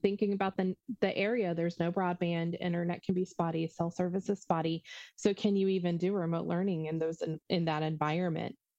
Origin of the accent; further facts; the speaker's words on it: Ohio, United States; I'm from Ohio